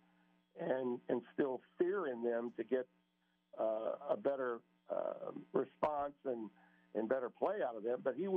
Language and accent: English; Louisiana, United States; I was from Louisiana